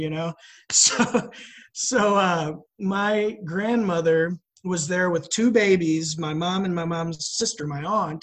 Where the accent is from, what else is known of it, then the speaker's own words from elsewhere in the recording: Edwardsville, Illinois, United States; I grew up in a town called Edwardsville